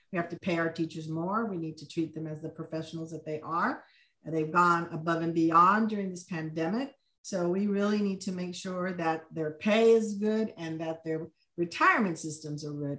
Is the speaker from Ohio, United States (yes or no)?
no; Laredo, Texas, United States; moved away as an adult; now in Austin, United States; I was born in Laredo, Texas, but I came to U T to go